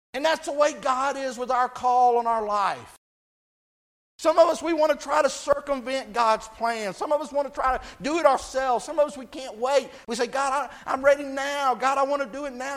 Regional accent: Texas, United States; I grew up in Texas

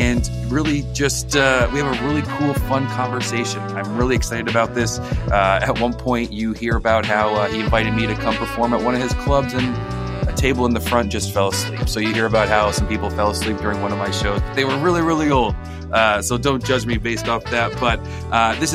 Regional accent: Scranton, Pennsylvania, United States; also born or lived in Clarks Summit, Pennsylvania; So I grew up, still live right outside Scranton, Pennsylvania, a little town called Clark Summit now, but I grew up in Scranton

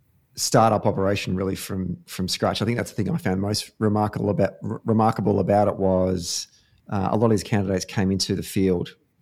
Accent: Victoria, Australia; even in my home state of Victoria

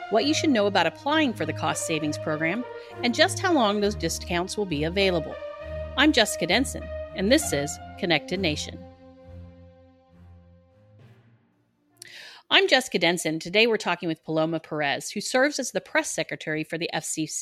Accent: Texas, United States; Texas is my home state

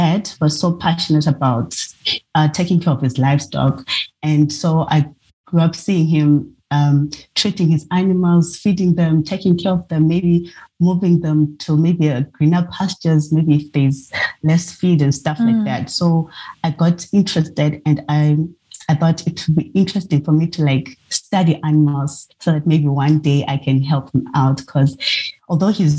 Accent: Zimbabwe; now in Pietermaritzburg, South Africa; I come from Zimbabwe

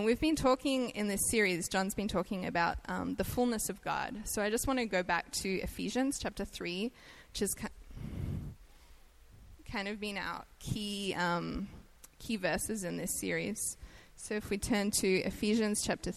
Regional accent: Australia; accent: Australian; moved away as an adult; now in United States; I'm Australian, so I have an accent

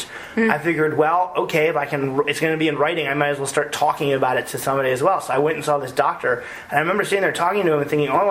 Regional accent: United States; we as the American people

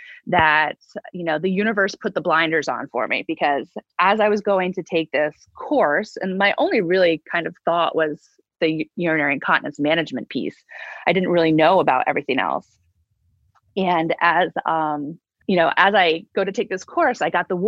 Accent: upstate New York, United States; moved away as an adult; also born or lived in Boston, Massachusetts / Utica, New York; I grew up in upstate New York

